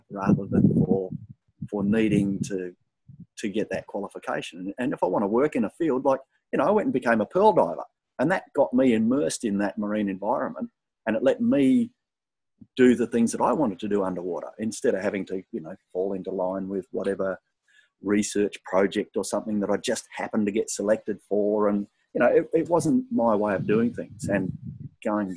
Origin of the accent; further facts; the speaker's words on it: Southwest Western Australia, Australia; I grew up in Southwest WA where you had to play football whether you wanted to or not